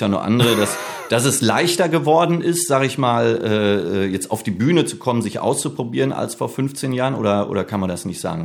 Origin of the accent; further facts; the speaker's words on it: Bochum, North Rhine-Westphalia, Germany; also born or lived in Herne; ich bin in Bochum aufgewachsen